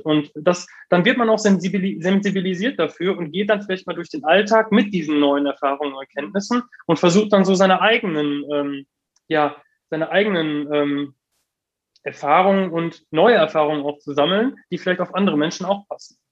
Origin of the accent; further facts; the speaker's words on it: Heiden, North Rhine-Westphalia, Germany; in Heiden groß geworden, Heiden aufgewachsen.